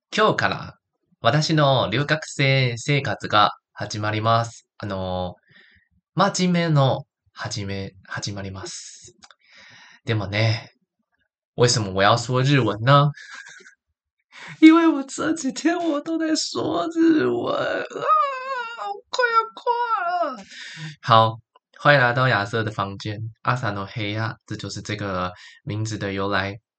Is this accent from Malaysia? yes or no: no; Taichung, Taiwan; moved away as an adult; also born or lived in Taipei, Taiwan; now in Kyoto, Japan; 台北不是我的家嘛，我家乡也有霓虹灯，但它是在台中